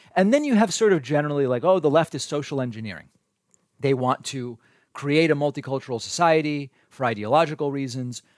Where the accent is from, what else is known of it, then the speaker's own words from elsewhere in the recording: New England, United States; I grew up in New England